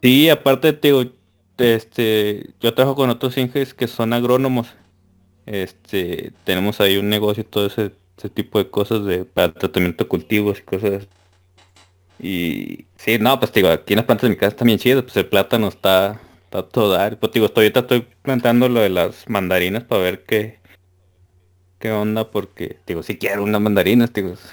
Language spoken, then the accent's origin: Spanish; Culiacán, Sinaloa, Mexico; now in Torreón, Mexico; yo soy de Culiacán. En, eh, Culiacán somos culichis